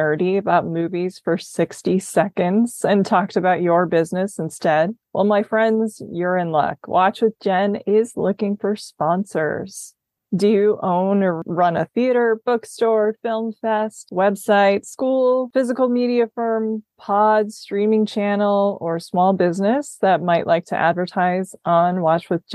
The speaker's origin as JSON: {"language": "English", "region": "Midwest", "country": "United States", "said": "I'm from the Midwest"}